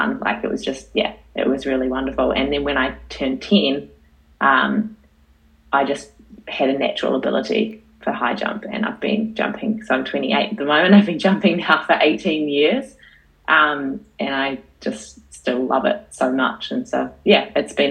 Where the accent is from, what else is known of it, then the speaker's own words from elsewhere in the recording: Paraparaumu, Wellington, New Zealand; I'm from the Kapiti Coast.